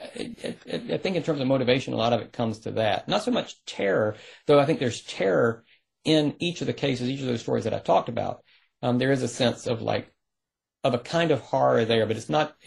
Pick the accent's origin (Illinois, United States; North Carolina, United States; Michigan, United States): North Carolina, United States; rural; I grew up in North Carolina. And it was, rural North Carolina.